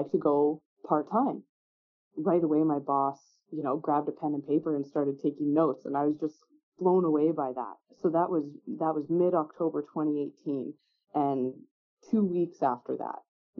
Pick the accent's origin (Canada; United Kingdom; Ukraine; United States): Canada; Beaumont, Alberta; I grew up in Beaumont, just south of Edmonton.